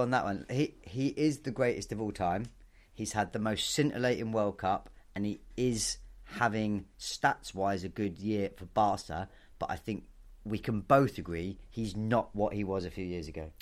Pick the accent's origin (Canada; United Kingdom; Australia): United Kingdom; Bournemouth, so just down the road from my hometown